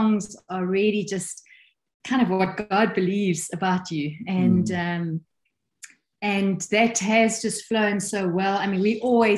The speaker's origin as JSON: {"language": "English", "country": "South Africa", "tie": "born or raised there", "also_born_or_lived": "England", "moved": "as an adult", "said": "born and bred in South Africa, but we have traveled the world. We've lived 10 years in England, 7 years completely on the road"}